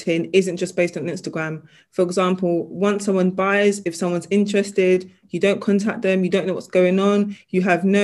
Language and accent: English; London, United Kingdom; I was born and raised in South London